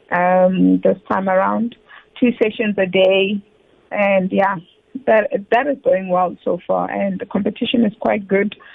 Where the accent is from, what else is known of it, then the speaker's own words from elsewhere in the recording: Limpopo, South Africa; first language Tsonga; English is a second language; also born or lived in Mpumalanga; So I'm from Pumalanga, Bushbuck Ridge, actually, and I mm. speak Songa, not Zulu or Xhosa.